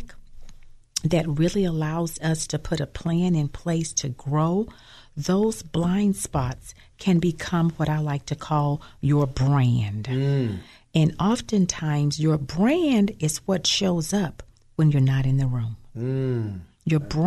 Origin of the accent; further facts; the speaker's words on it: Birmingham, Alabama, United States; moved away; also born or lived in Tennessee; my home is Birmingham, Alabama. I was born and raised there